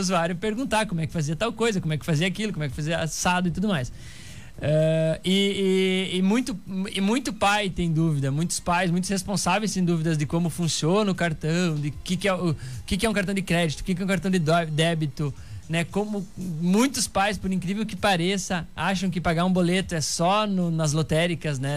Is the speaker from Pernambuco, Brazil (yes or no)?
no; Santa Rosa, Rio Grande do Sul, Brazil; Eu tenho 29 anos, sou natural de Santa Rosa